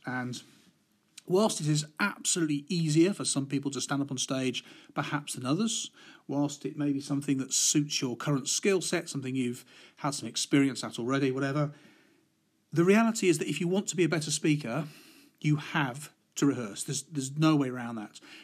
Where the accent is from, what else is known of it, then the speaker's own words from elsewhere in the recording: Midlands, United Kingdom; I'm from the Midlands